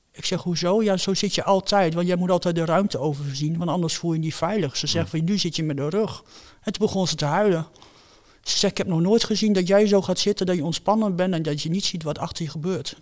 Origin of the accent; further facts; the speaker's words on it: Netherlands; ik woon in Nederland, ik ben een Nederlander.